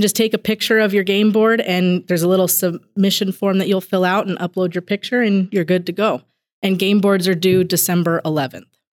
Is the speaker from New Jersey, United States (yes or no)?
no; Billings, Montana, United States; also born or lived in Sims, Montana; I was born in Billings, and I actually, growing up, split my time between Billings, Montana, and Sims, Montana